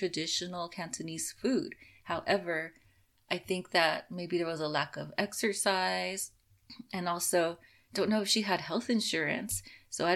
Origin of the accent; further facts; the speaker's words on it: Los Angeles, California, United States; I grew up in Los Angeles with a lot of new immigrants